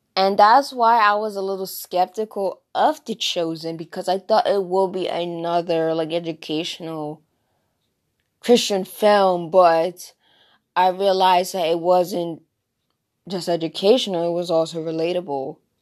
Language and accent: English; New Jersey, United States; accent: Jersey; I am from, born and raised in New Jersey.